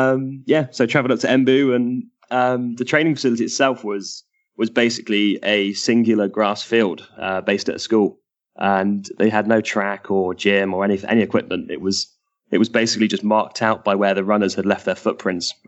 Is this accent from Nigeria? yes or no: no; Bristol, South West England, United Kingdom; moved away as an adult; now in United States; my hometown, Bristol, where I'd been working